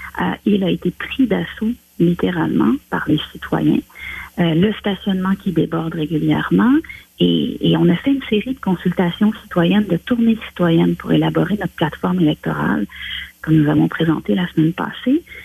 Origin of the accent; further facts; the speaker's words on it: Saint-Hyacinthe, Quebec, Canada; chez nous à Saint-Hyacinthe